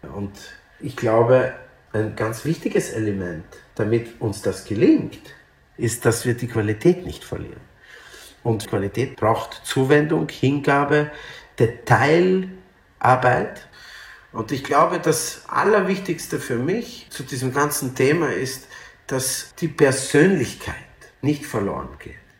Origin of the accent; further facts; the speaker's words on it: Vienna, Austria; also born or lived in Lithuania; aber Wien ist mein Zuhause. Natürlich fühle ich mich wahrscheinlich mehr als Wiener